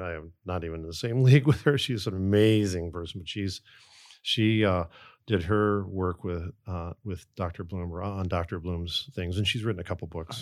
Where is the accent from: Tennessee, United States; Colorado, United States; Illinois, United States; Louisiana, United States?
Illinois, United States; outside of Chicago; I grew up outside of Chicago